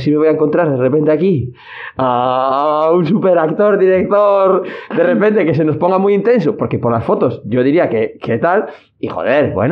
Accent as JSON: {"language": "Spanish", "town": "Vigo", "region": "Galicia", "country": "Spain", "said": "Yo soy de Vigo"}